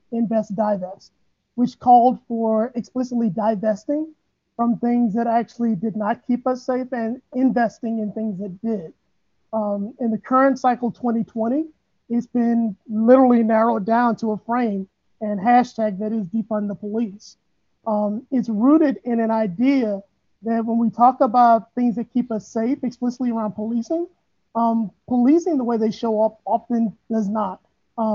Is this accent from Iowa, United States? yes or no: no; St. Louis, Missouri, United States; born and raised in St. Louis